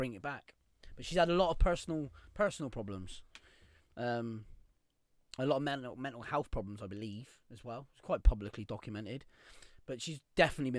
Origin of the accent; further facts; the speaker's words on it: Cornwall, South West England, United Kingdom; me being Cornish